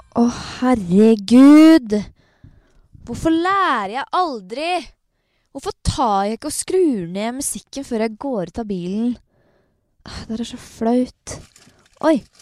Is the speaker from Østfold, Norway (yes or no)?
yes; Torsnes, Østfold, Norway; moved away; jeg har vært hjemme i, der jeg kommer fra, et sted som heter Torsnes